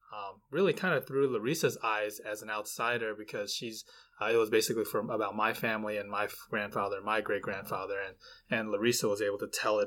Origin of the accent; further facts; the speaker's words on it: United States; since I was born here in America and he wasn't.